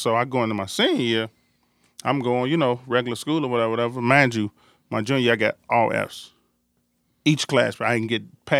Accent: Chicago, Illinois, United States; But I come from Dawes, Foster. That's where I've been playing all my life

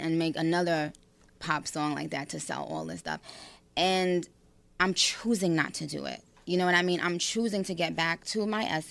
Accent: New York, United States; I grew up in New York

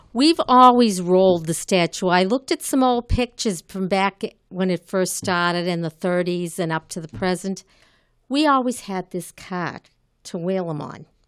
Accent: Malden, Massachusetts, United States; I grew up in Malden, graduated from Malden High School

